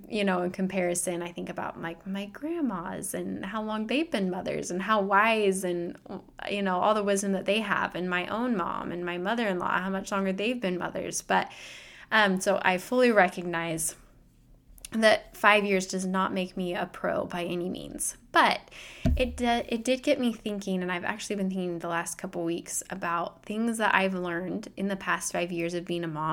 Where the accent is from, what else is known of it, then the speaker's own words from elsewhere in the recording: Utah, United States; now in Iowa, United States; We're currently living in Iowa. We have been for the last several years. We're going from Iowa to Utah, that's where I grew up, and that's where a lot of family members are and friends, and it feels like home.